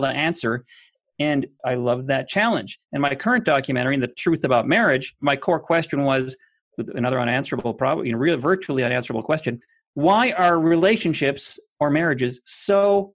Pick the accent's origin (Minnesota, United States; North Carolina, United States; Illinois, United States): Minnesota, United States; I'm from Minnesota, and it's very heavily laced there, infused with people there that you're supposed to work hard.